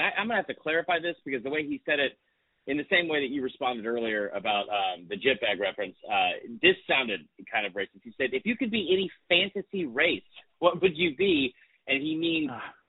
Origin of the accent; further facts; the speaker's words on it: Atlanta, Georgia, United States; I'm from Atlanta